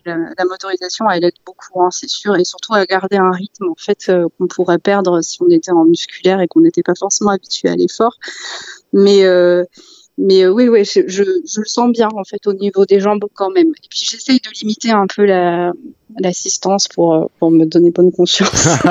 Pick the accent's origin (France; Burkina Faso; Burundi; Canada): France; Val-d'Oise, Île-de-France; j'ai grandi ouais, dans le Val d'Oise